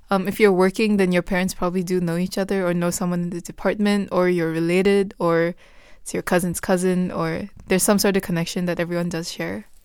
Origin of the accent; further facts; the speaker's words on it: Bhutan; moved away; I said I was from Bhutan